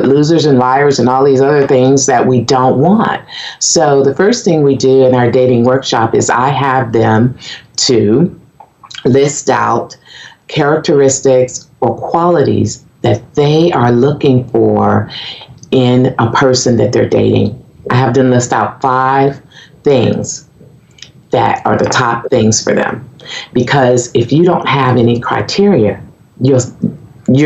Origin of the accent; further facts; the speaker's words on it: Michigan, United States; moved away as an adult; also born or lived in Conway, Arkansas; now in Arkansas, United States; when I was 3 years old, my parents moved us to Michigan. And I grew up there